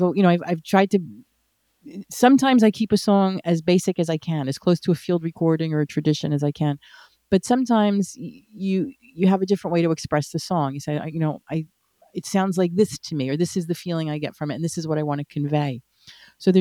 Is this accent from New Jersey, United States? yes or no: yes; New Jersey, United States; now in Memphis, United States; I'm American. I was born and raised here